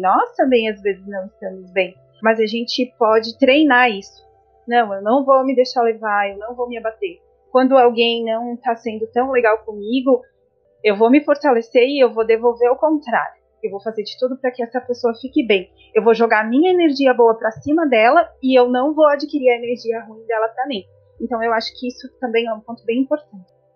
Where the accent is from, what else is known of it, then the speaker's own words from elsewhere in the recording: São Joaquim, Santa Catarina, Brazil; also born or lived in Santo André; now in Florianópolis, Brazil; eu sou de Santo André, né? Morei em Santo André até os meus quatro anos. Fui embora para São Joaquim, na a terra da neve, muitas pessoas já devem ter visto, né, na televisão, São Joaquim, Santa Catarina.